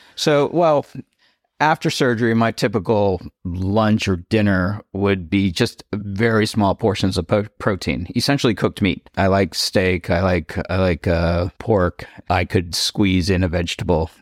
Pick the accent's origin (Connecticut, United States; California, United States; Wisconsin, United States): California, United States; Cupertino; moved away as an adult; also born or lived in East Coast (US) / Delaware; now in Palm Springs, United States; I'm from the East Coast, uh, when I was ten years old, my family moved out to Cupertino, the Bay Area